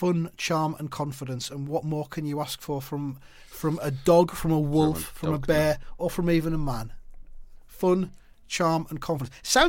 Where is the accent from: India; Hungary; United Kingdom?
United Kingdom; the north of England; I'm just from the north.